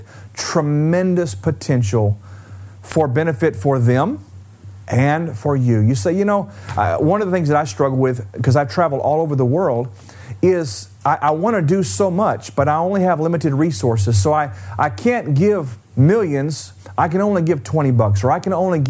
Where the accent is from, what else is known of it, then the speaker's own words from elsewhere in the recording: Houston, Texas, United States; I grew up in Houston, Texas